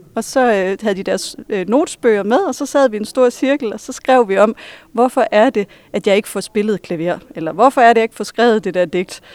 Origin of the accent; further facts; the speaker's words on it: Hirtshals, North Denmark Region, Denmark; accent: Vendelbo; moved away as an adult; now in Viborg, Denmark; jeg stadigvæk taler som en vendelbo, at det kommer aldrig til at forlade mig